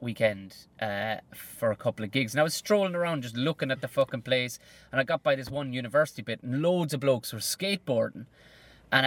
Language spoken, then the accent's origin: English; Ireland; I thought as Irish people